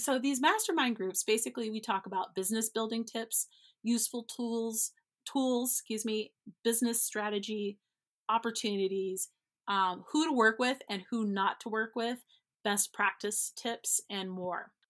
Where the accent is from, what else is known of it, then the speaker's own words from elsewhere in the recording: Denver, the West, United States; now in Denver, United States; I'm not East Coast, I'm from the West," and not West Coast, but from the West, like Montana, Wyoming, Colorado kind of vibe.